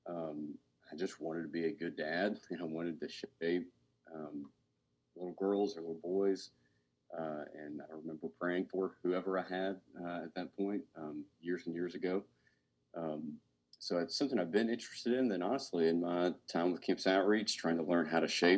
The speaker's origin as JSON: {"language": "English", "region": "Arkansas", "country": "United States", "tie": "born or raised there", "also_born_or_lived": "Cookeville, Tennessee / Knoxville, Tennessee / Charlotte, North Carolina", "moved": "as an adult", "lives_now": "Memphis, United States", "said": "I grew up in Arkansas"}